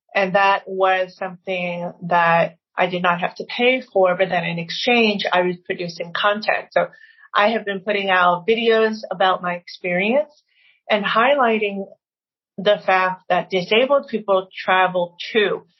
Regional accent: Maryland, United States; I was from Maryland

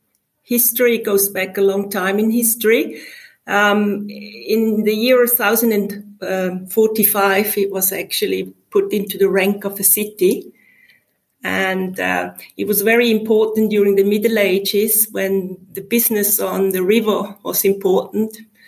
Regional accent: St. Gallen, Switzerland; moved away as an adult; also born or lived in London; now in Schaffhausen, Switzerland; Originally, I'm from the eastern part of Switzerland, where I grew up in the Valley of the Rhine in the canton of St. Gallen.

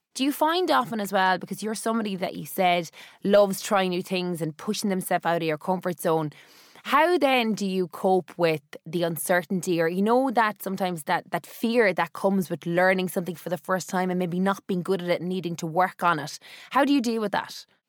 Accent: Cork, Munster, Ireland; me, as a Cork person

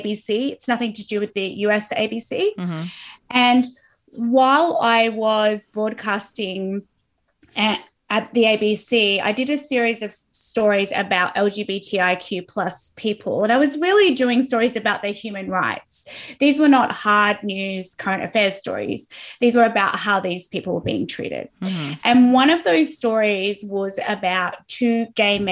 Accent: Australia; I'm Australian

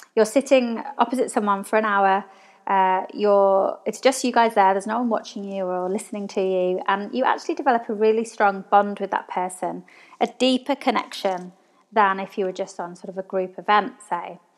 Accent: England, United Kingdom; now in Australia; So I'm from England, all my family are over in England

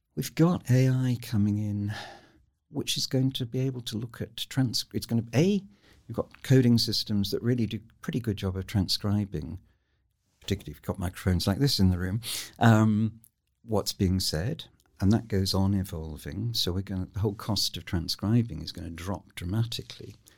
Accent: United Kingdom; I am such a Brit, um, but an ambivalent Brit

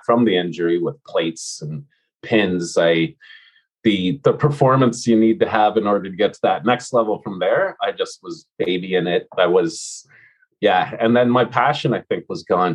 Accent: Ontario, Canada; born or raised there; moved away as an adult; also born or lived in Alberta / Edmonton / Vancouver

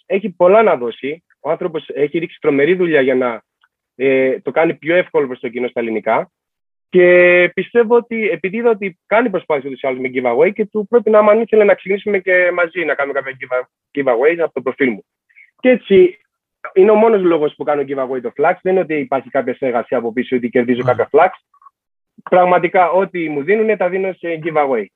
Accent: Rhodes, South Aegean, Greece; είμαι και από Ρόδο. Δεν είμαι ούτε από Αθήνα ούτε από Θεσσαλονίκη.

